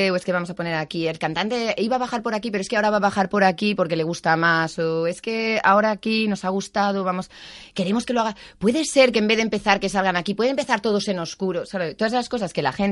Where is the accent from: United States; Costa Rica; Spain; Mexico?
Spain; moved away as an adult; also born or lived in Germany; de España